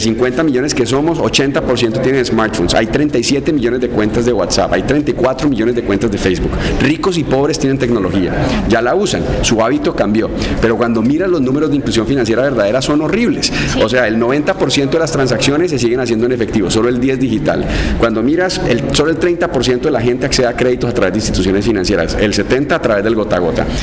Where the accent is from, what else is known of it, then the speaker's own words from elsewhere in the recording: Cali, Valle del Cauca, Colombia; yo, soy un caleño básico